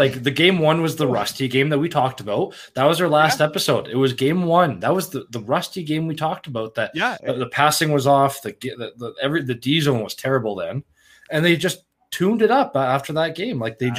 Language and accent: English; Quebec, Canada; moved away; I was born in Quebec